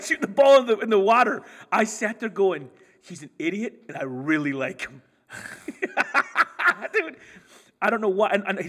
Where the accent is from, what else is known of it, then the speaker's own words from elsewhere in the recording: Hollywood, California, United States; Like I was raised in Hollywood